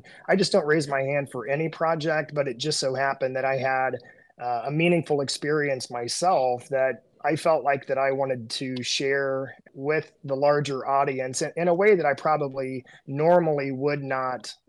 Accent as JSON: {"language": "English", "region": "Southern Indiana", "country": "United States", "tie": "born or raised there", "said": "growing up in Southern Indiana"}